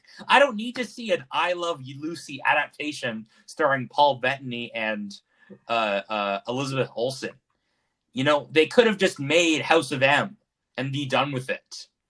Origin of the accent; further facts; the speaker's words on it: Japan; born there; My parents spent many years in Japan. I was born in Japan.